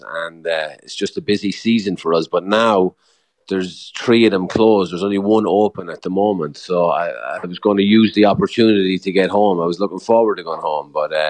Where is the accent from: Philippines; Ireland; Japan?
Ireland; Longford, Leinster; moved away as an adult; now in New York, United States; I'm from Longford originally, here in New York